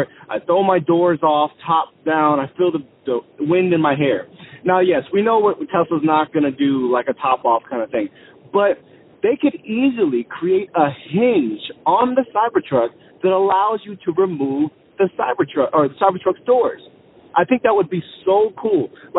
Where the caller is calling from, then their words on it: Columbia, South Carolina, United States; I'm calling from Columbia, South Carolina.